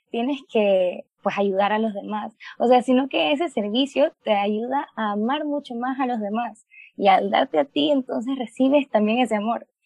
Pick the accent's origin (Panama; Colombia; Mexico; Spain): Panama; tengo 21 años, soy de Panamá y pues estudio medicina